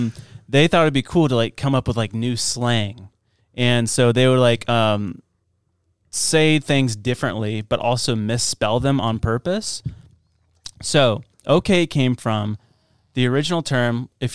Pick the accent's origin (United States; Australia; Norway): United States; Boston, Massachusetts; I'm from Boston.